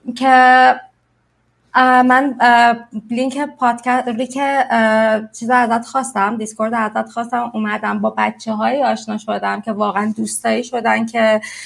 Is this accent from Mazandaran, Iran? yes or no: yes; Sari, Mazandaran, Iran; now in Mexico; من ساری دنیا آمدم و ساری بزرگ شدم شمال ایرانه